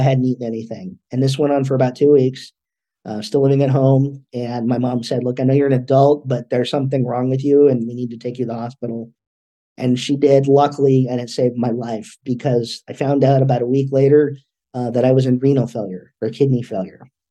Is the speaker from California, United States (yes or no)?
yes; California, United States; also born or lived in Los Angeles, California; I was born in Los Angeles, California, here in the US. Uh, when I was about five, we moved up north a couple of hours just to a, a smaller community